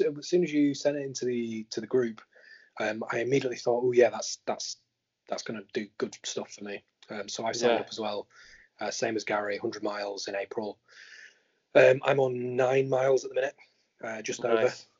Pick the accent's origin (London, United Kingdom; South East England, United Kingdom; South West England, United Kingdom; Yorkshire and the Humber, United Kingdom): Yorkshire and the Humber, United Kingdom; I'm a Yorkshireman.